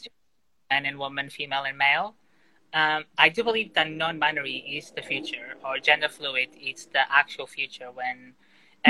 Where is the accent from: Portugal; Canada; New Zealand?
Portugal; Porto, Norte; moved away as an adult; now in London, United Kingdom; I was born in Portugal in uh, Porto, just like the northeast of the country and I eventually I moved to London in 2017.